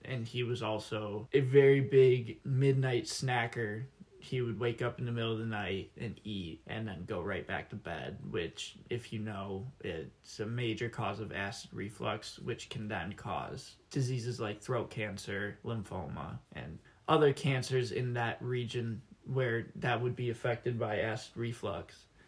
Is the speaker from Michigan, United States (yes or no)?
yes; Wixom, Michigan, United States; I'm from Wixom, Michigan